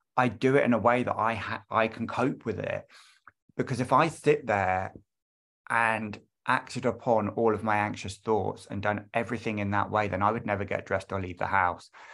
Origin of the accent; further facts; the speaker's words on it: London, United Kingdom; I am from London